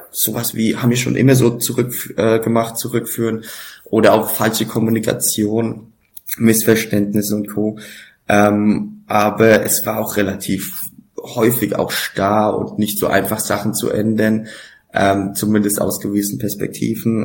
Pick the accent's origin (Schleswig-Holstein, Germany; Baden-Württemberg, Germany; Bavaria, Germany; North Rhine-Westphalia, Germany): Bavaria, Germany; Laufach; also born or lived in Frankfurt; lauffach, mein Heimatdorf